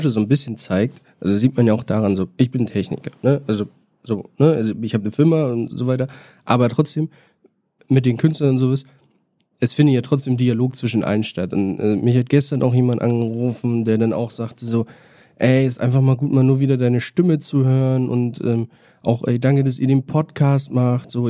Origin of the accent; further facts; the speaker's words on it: Berlin, Germany; und eigentlich noch Rapper werden und dann hätte ich so alles durch, was man so macht als Berliner und das habe ich alles in einem Jahr Corona gemacht.